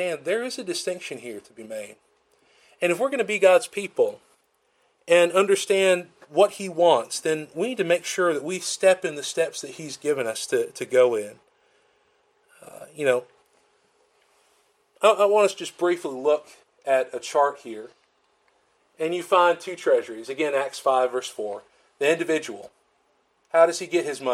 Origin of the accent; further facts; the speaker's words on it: Florence, Alabama, United States; now in Columbus, MS, United States; I call it my hometown, but in Florence